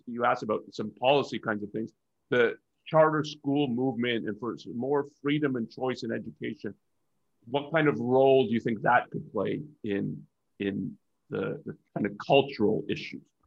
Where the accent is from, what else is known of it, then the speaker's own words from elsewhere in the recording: Canada; now in United States; I'm Canadian